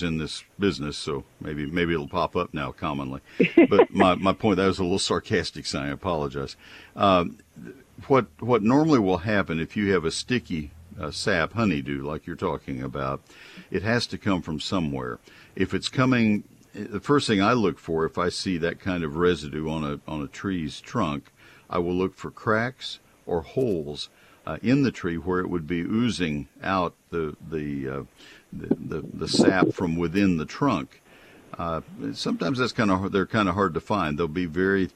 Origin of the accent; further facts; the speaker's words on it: Texas, United States; I grew up in Texas